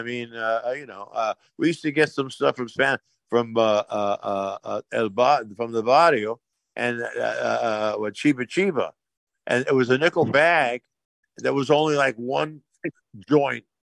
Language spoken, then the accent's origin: English; New York City, New York, United States; moved away; I have a lot of memories of Brooklyn. I went to Madison High School, and I'm from Kings Highway.